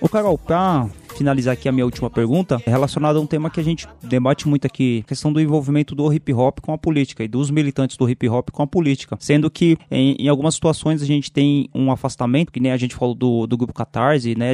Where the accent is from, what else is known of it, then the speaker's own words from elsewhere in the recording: São Paulo, Brazil; eu sou em Guaianazes